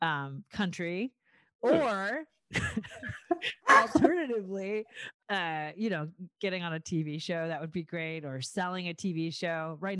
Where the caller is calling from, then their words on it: Los Angeles, California, United States; No, I'm joining you from Lincoln Heights, but it's awesome.